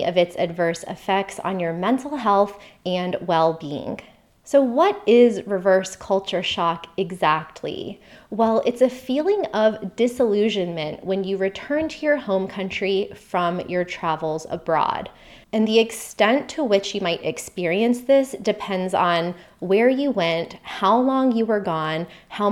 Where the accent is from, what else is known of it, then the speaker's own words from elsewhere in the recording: United States; moved away as an adult; also born or lived in Costa Rica / Australia; my home country is the US